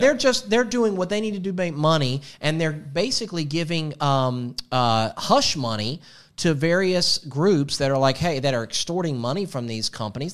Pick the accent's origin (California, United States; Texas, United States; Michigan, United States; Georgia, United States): Georgia, United States; Atlanta; Growing up in Atlanta